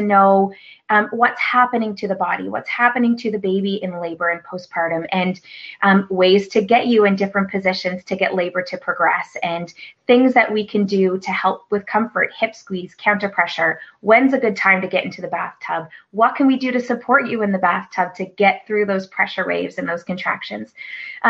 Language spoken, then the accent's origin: English; Newfoundland and Labrador, Canada; moved away as an adult; now in Nova Scotia, Canada; growing up in Newfoundland